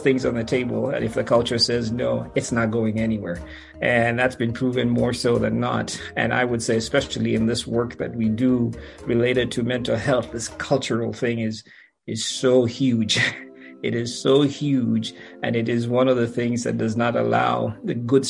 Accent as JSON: {"language": "English", "country": "Kenya", "tie": "born or raised there", "moved": "yes", "said": "I grew up in Kenya"}